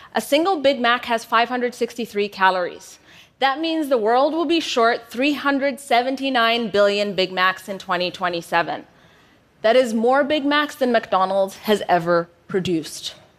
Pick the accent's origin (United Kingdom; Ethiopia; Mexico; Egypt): Ethiopia; moved away as an adult; also born or lived in United States; when I moved from Ethiopia to the US for university. Upon my return back home